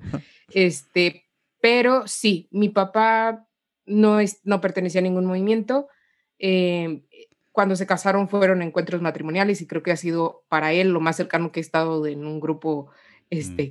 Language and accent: Spanish; Guanajuato, Mexico; moved away as an adult; also born or lived in Mexico City; soy mexicana, eh, nací acá en una provincia de, de, México